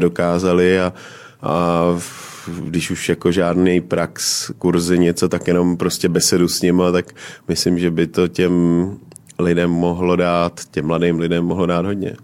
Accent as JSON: {"language": "Czech", "region": "Moravia", "country": "Czechia", "said": "já pocházím z Moravy"}